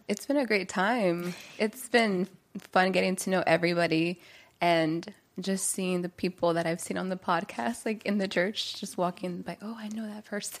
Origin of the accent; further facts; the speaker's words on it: Maryland, United States; now in California, United States; I'm from Maryland originally, and so I've, you know, was raised there, was born and raised there.